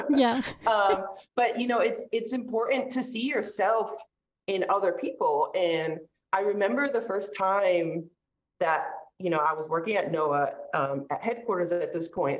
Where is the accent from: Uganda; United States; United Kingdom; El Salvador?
United States; North Shore of Massachusetts; also born or lived in St. Petersburg, Florida; now in North Carolina, United States; I grew up on the North Shore of Massachusetts, so we were really close to the beach.